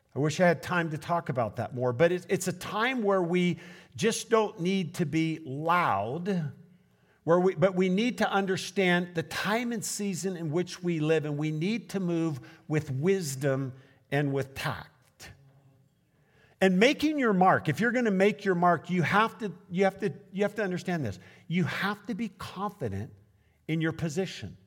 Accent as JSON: {"language": "English", "town": "Portland", "country": "United States", "said": "I'm from Portland"}